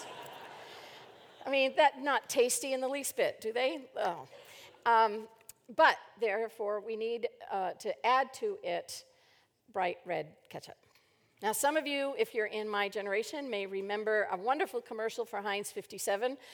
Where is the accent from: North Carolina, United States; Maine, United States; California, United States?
Maine, United States; moved away; growing up in Maine